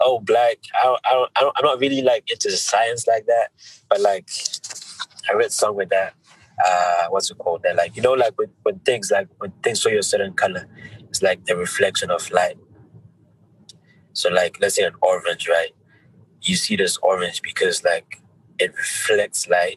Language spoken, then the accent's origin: English; Zimbabwe; born or raised there; now in United Kingdom